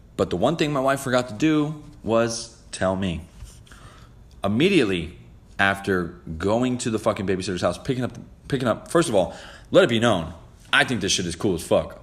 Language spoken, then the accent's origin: English; New Jersey, United States; I'm from Jersey